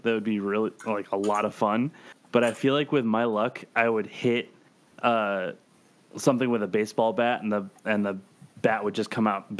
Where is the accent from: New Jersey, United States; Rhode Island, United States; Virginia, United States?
Rhode Island, United States; now in Texas, United States; So just to put a little perspective on this, I come from Rhode Island, which is the smallest state. So I come to Texas, which is one of the biggest states.